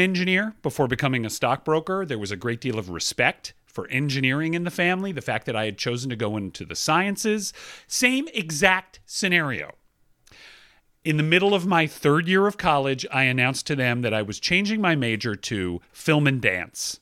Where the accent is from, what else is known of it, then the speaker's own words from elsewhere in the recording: Atlanta, Georgia, United States; moved away as an adult; I come from Atlanta, Georgia.